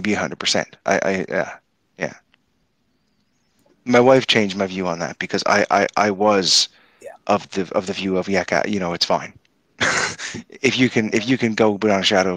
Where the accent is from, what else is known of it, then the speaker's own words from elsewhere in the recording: Canada; as a Canadian